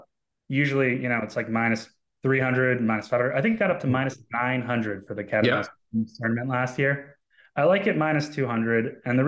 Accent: Southern Vermont, United States; I grew up in Southern Vermont.

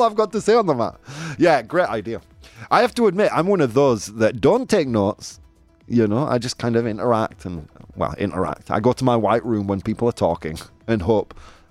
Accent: United Kingdom; now in Australia; I am British

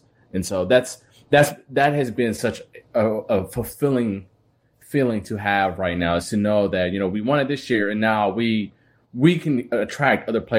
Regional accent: Milwaukee, Wisconsin, United States; moved away as an adult; also born or lived in Pacific Northwest; I am born and raised in Milwaukee. I am a proud Northside Milwaukee native, lived there majority of my life until I was probably 23, I think, when I first moved to the Pacific Northwest. And so I'm proudly Milwaukee.

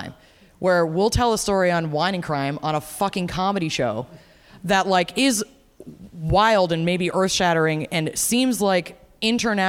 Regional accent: Minneapolis, Minnesota, United States; I'm from Minneapolis. I live in Minneapolis.

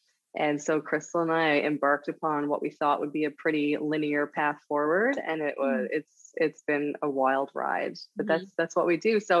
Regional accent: St. John's, Newfoundland and Labrador, Canada; moved away as an adult; also born or lived in Vancouver / Calgary / Montreal / Ottawa; now in Halifax, Canada; I grew up in Newfoundland, Canada, St. John's, Newfoundland, Canada

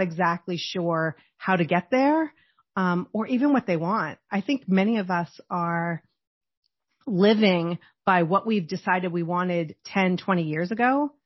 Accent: Boston, Massachusetts, United States; I grew up in Boston

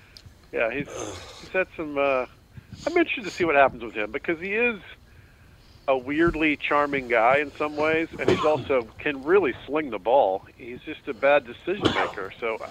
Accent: Georgia, United States; also born or lived in Florida; my home state

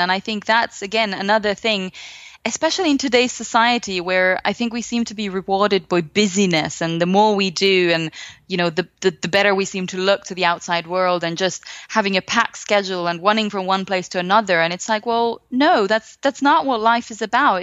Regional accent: Finland; I come from Finland

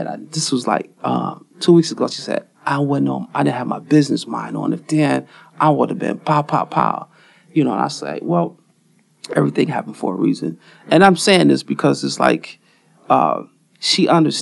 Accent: Detroit, Michigan, United States; I was born on Grand River at an all-black hospital back in the day. So I'm from Detroit

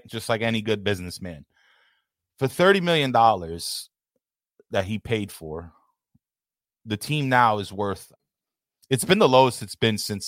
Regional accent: New York City, New York, United States; I'm from New York City

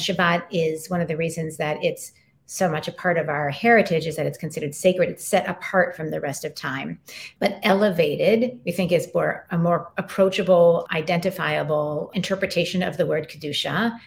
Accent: Colorado Springs, Colorado, United States; moved away; also born or lived in New York City / Philadelphia / Louisiana; I grew up in the Rocky Mountains and Colorado Springs, looking at Pikes Peak out my window

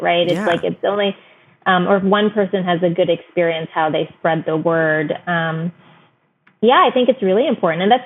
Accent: United States; my parents came from India in 1969. I was born and raised here, but I've spent every year of my life in India for 3 to 4 months. And, but at the same way, like we were raised in America

